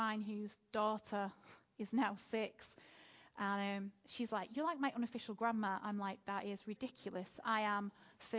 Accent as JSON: {"language": "English", "town": "Manchester", "region": "North West England", "country": "United Kingdom", "tie": "born or raised there", "also_born_or_lived": "Derby", "moved": "as an adult", "said": "I appreciate my accent is a little weird. I grew up in North Manchester."}